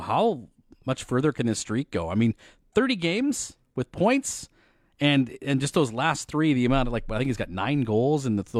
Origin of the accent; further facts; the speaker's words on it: Moose Jaw, Saskatchewan, Canada; I grew up in Moose Jaw